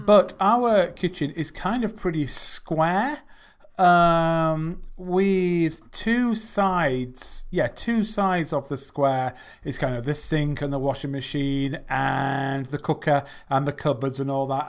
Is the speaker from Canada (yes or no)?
no; England, United Kingdom; I'm from England